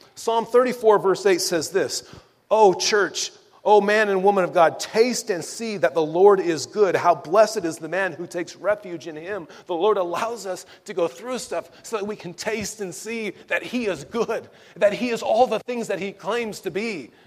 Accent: Southern California, United States; I'm born and raised in Southern California.

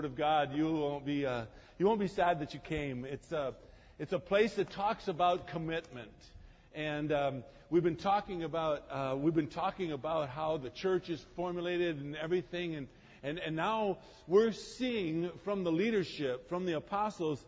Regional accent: Croatia; I'm from Croatia.

